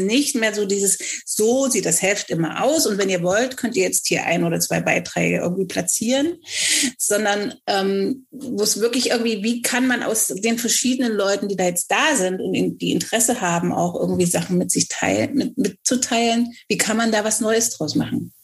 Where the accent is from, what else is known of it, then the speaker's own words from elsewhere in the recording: Germany; obwohl ich in Deutschland geboren bin, so fantastisch Deutsch spreche